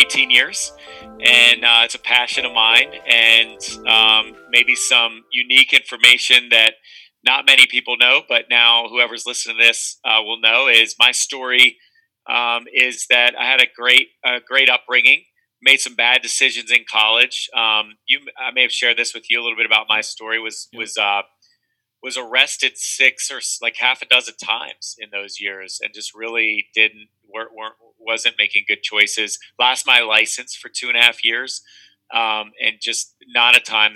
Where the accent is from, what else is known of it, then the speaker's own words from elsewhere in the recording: Carlisle, Pennsylvania, United States; Born and raised in Carlisle, Cumberland County, Central PA.